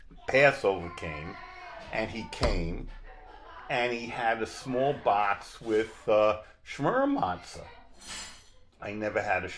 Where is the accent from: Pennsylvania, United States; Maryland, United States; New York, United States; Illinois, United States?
New York, United States; Searington; I grew up on the island as a conservative